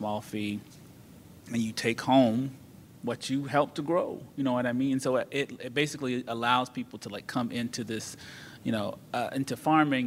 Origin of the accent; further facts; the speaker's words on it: North Carolina, United States; I'm from North Carolina.